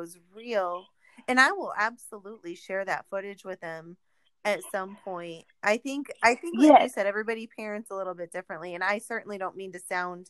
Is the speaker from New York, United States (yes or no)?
yes; New York, United States; I grew up in New York, not the city, but I was in Central New York in college